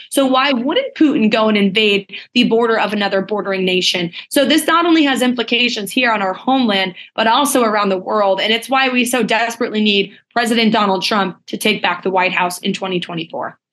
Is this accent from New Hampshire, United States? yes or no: yes; New Hampshire, United States; my home state of New Hampshire